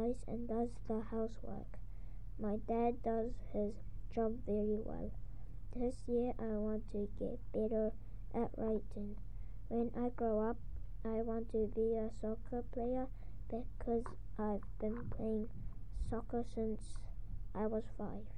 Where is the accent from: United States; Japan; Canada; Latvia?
Japan; I was born in Japan.